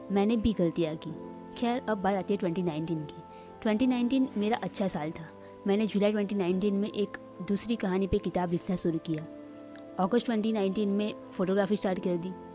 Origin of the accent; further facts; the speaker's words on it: Surat, Gujarat, India; मैं सूरत सिटी में रहती हूँ जो गुजरात में है तो मेरा जन्म सूरत में हुआ